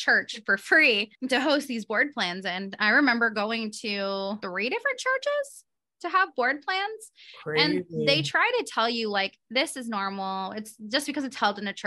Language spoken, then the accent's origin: English; Portland, Oregon, United States; now in Arizona, United States; I'm from Portland, which is a very left leaning city. That's where I'm, you know, born and raised